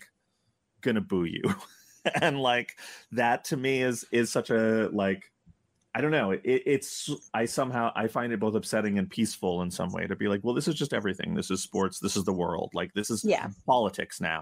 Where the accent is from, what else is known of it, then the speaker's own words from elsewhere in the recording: New York, United States; we're from New York